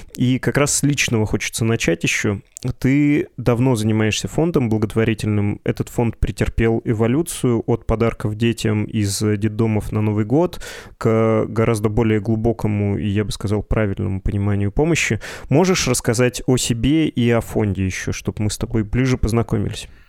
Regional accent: Perm, Perm Krai, Russia; говорю как э, практически пермяк

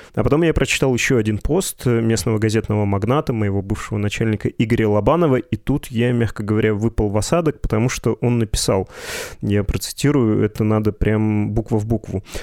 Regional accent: Perm, Perm Krai, Russia; говорю как э, практически пермяк

